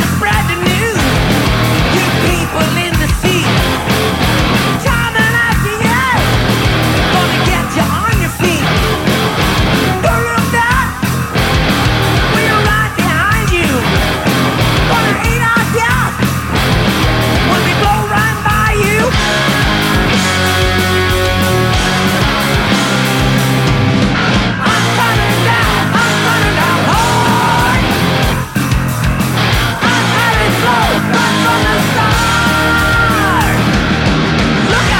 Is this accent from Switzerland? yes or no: no; Ireland; moved away; I grew up in Ireland